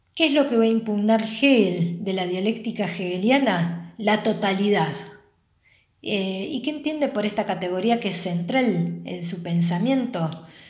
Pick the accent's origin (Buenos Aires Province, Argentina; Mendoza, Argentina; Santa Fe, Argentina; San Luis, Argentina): Santa Fe, Argentina; Rosario; nos pensamos como latinoamericanos, como argentinos y como rosarinos.